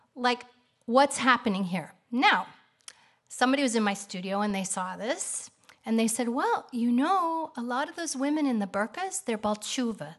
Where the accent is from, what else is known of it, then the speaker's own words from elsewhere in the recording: Kansas City, United States; moved away as an adult; also born or lived in Atlanta; now in Israel; I grew up in Kansas City.